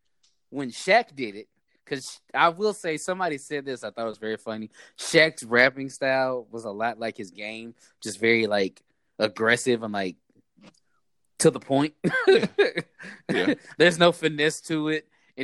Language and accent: English; Oakland, California, United States; Don't forget, I'm still from Oakland.